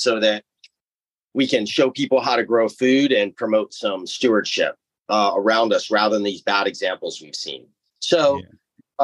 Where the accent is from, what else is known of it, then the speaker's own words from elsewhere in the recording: Hawaii, United States; I grew up here in Hawaii for the most part, living in a pretty recluded valley on one of the smaller islands on Molokai, between there and Maui.